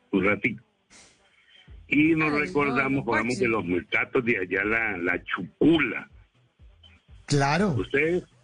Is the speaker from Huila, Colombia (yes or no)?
yes; Huila, Colombia; now in Cali, Colombia; Nosotros con mi señora, como le digo, que somos del Huila, pero hay muchos años vivo aquí en Cali.